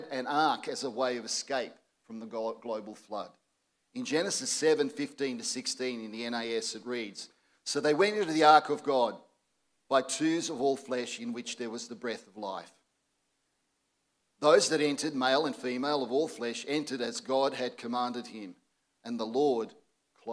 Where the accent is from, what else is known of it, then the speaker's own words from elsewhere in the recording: Croatia; now in Australia; my own relatives from my native Croatia